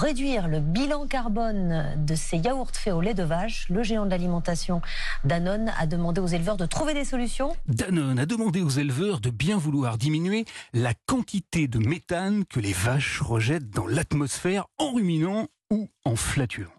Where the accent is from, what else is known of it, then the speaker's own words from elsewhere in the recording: France; ici, chez nous, en France